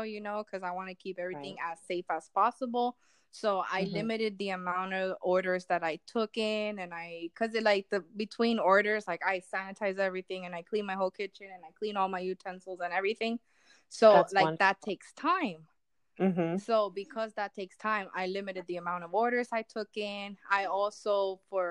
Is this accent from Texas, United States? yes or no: no; Miami, Florida, United States; moved away as an adult; now in Largo, United States; coming from Miami, I'm used to more of like rowdiness